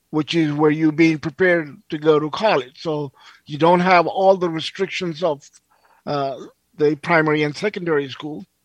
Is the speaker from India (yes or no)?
yes; India; also born or lived in Pakistan; I kind of I grew up in India and Pakistan